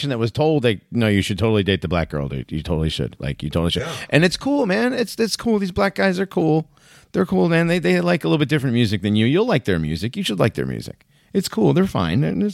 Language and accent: English; Hartford, Connecticut, United States; moved away; also born or lived in Greenville, South Carolina; growing up in Hartford and Greenville, South Carolina, and like going to mostly black schools